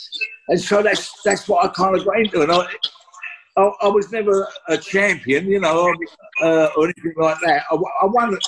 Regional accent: London, United Kingdom; also born or lived in Enfield, London / Winchmore Hill, London; I was born in Hackney Hospital, 1957, and I lived in Plaistow, Caister Park Road, until around about, I think it was about 1969.

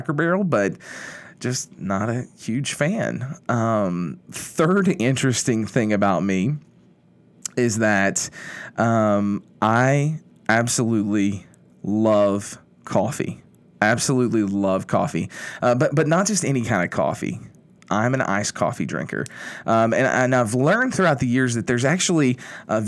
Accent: Kentucky, United States; moved away as an adult; also born or lived in Indiana / New Orleans; now in Shreveport, United States; growing up in Kentucky, I grew up in a small town, the middle of nowhere

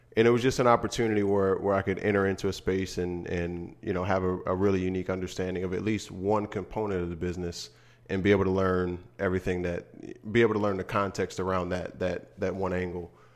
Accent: Harrisburg, Pennsylvania, United States; moved away; back in Harrisburg in my hometown.

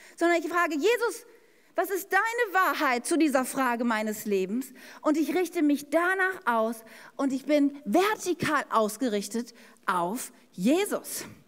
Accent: Ennepetal, North Rhine-Westphalia, Germany; ich bin ja in der Stadt Ennepetal aufgewachsen

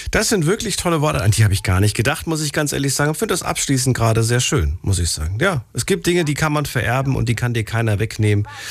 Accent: Germany; ich bin auch in Deutschland geboren

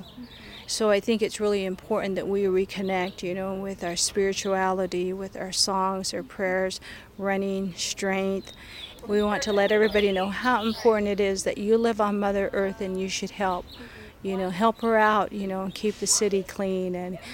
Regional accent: Bluff, Utah, United States; I'm from San Juan County, so I am from Bluff. This place is just like, I love this place. This is my hometown.

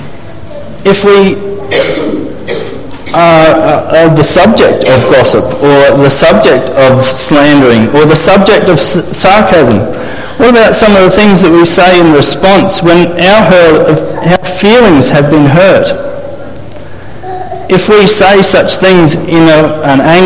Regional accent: Australia; As Aussie men

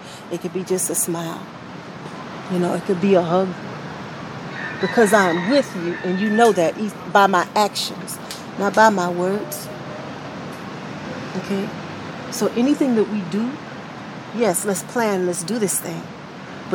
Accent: Cleveland, Ohio, United States; I'm originally from Cleveland, Ohio. My family moved to the South in 75, 76.

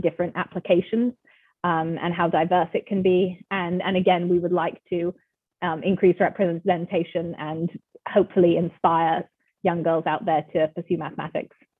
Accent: England, United Kingdom; moved away; also born or lived in California; I'm from England originally. I was born there, um, grew up there, and then I moved with my family to, to California. So I spent some time growing up in California as well.

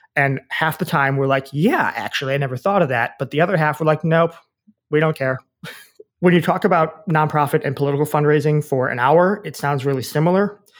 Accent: Wisconsin, United States; moved away as an adult; also born or lived in Washington, D.C.; I grew up in Wisconsin

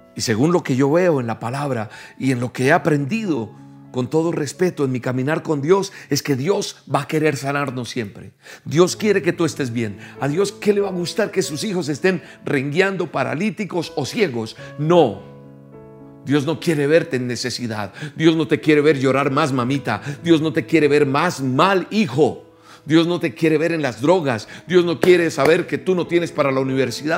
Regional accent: Colombia; En mi tierra, por ejemplo, en Colombia

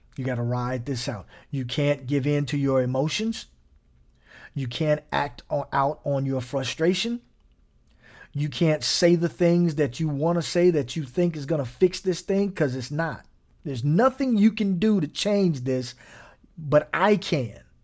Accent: Gary, Indiana, United States; I grew up in Gary, Indiana

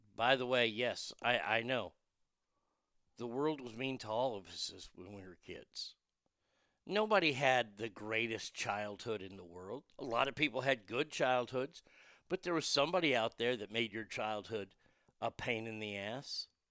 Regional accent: Texas, United States; As a Texan

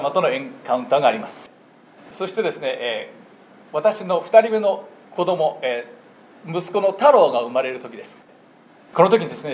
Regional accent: Japan; moved away as an adult; now in United States; 私は61年前日本で生まれ育ちました無神論者エイティエストとしてずっと育ちました18歳の時にアメリカに大学に学ぶために来ました

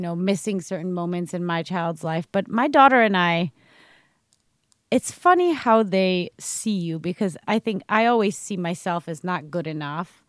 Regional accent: United States; moved away as an adult; now in Sweden

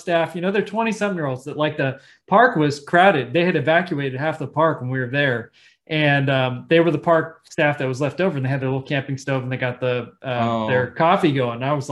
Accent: Salinas, California, United States; I'm from California, Salinas, California, agricultural Chicano majority Latino community

